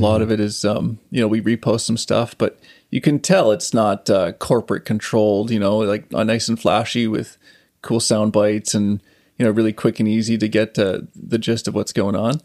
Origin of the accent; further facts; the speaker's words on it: Saskatchewan, Canada; also born or lived in Calgary; now in Vancouver, Canada; I grew up on a farm in Saskatchewan